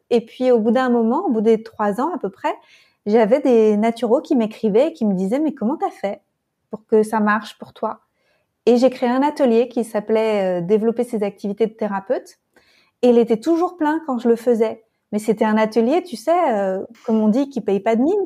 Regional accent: France; now in Berlin, Germany; je suis française et je me sens appartenir de partout

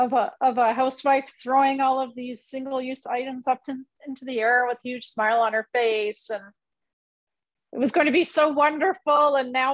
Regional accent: Canada; And then when she went away to school in Canada, we're Canadian.

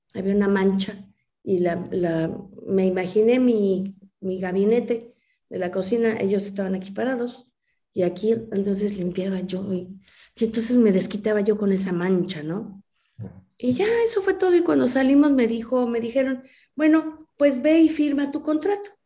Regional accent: Mexico; soy una mexicana que desde niña, como muchos mexicanos, pues crecimos con las películas blanco y negro

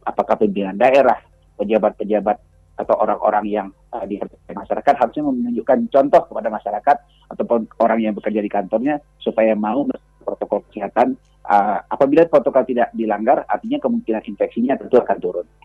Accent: West Sumatra, Indonesia; kita warga Sumatera Barat

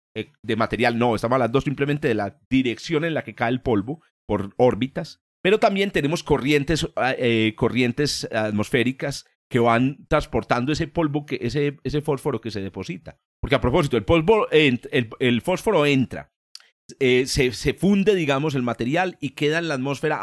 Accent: Antioquia, Colombia; como decimos aquí en, mi tierra

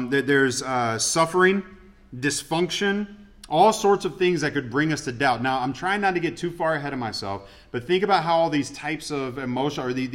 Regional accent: Atlanta, Georgia, United States; moved away; I grew up in Atlanta, so it's like all my Atlanta teams, I'm used to disappointment

